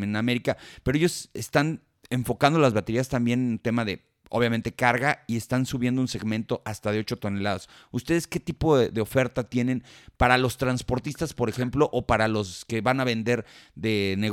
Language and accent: Spanish; Colombia; Soy colombiana, así es.